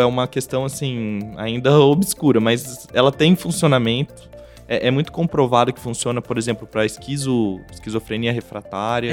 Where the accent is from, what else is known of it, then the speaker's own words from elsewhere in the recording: Bauru, São Paulo, Brazil; eu sou de Bauru